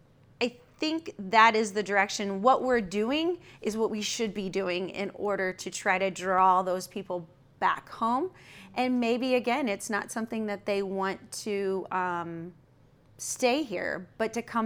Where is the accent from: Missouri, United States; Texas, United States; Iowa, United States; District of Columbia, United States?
Missouri, United States; I'm from a little town in Missouri, you know.